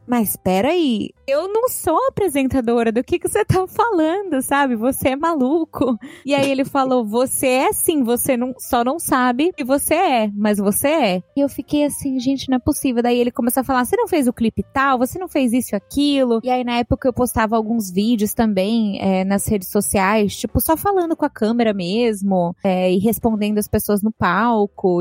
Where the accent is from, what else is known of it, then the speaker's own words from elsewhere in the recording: São Paulo, Brazil; moved away as an adult; now in Miami, United States; a gente morava é, ali no Alto da Lapa, né? Então não sei se você conhece a cidade de São Paulo